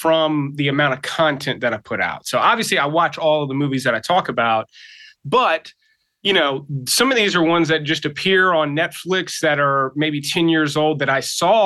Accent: South Mississippi, United States; moved away as an adult; now in Atlanta, United States; I'm originally from Mississippi

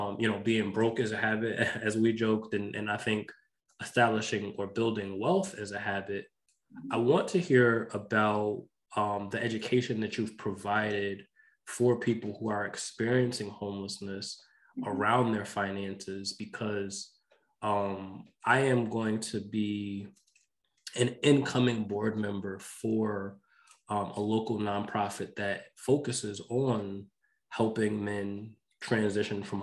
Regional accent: New York, United States; I grew up in New York.

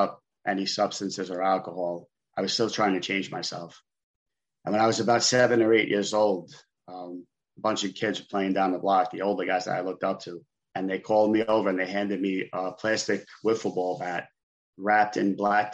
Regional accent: New York City, New York, United States; I grew up in Brooklyn, New York.

